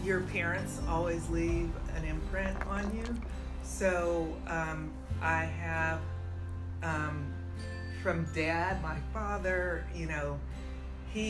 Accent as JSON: {"language": "English", "town": "San Francisco", "region": "California", "country": "United States", "tie": "born or raised there", "said": "I was born and raised in San Francisco"}